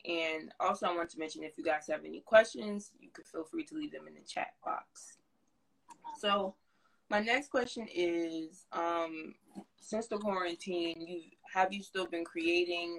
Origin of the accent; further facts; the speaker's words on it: New Jersey, United States; I'm from Jersey, North Jersey.